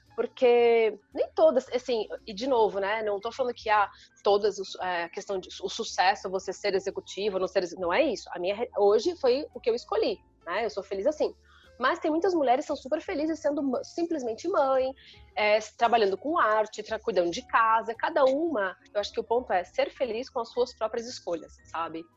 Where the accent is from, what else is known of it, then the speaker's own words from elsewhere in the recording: Sorocaba, São Paulo, Brazil; moved away; eu sou de Sorocaba, assim, interior